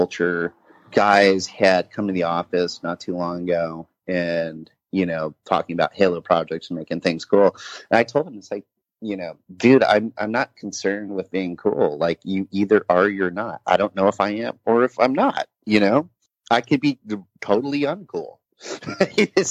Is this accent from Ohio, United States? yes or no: no; Laguna Beach, California, United States; accent: surf skate language; moved away; I'm from Laguna Beach originally. So, you know, I definitely have sort of the surf skate language for sure.